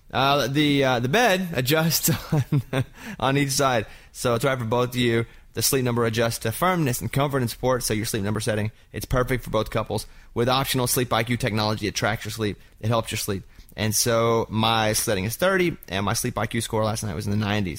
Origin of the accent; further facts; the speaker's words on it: Arkansas, United States; moved away; also born or lived in Austin, Texas; I grew up in Arkansas